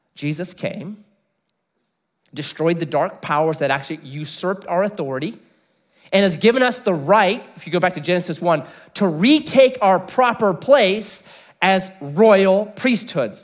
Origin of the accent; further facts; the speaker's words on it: United States; Before I'm an American, I'm a Christian